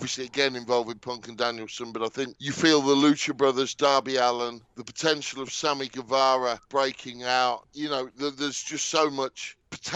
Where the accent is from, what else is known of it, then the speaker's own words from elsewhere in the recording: England, United Kingdom; me as an English wrestling fan